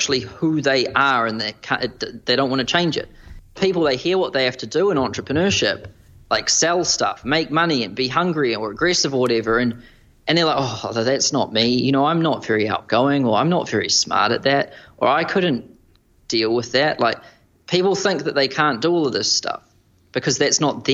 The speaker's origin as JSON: {"language": "English", "country": "New Zealand", "moved": "as an adult", "lives_now": "Manhattan, United States", "said": "as a New Zealander"}